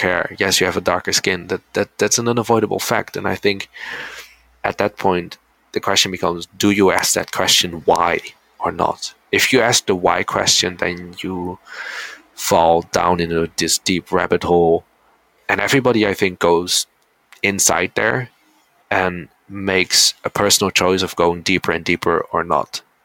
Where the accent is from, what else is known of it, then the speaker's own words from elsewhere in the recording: Netherlands; moved away as an adult; now in Seoul, South Korea; as Korean kids growing up in the Netherlands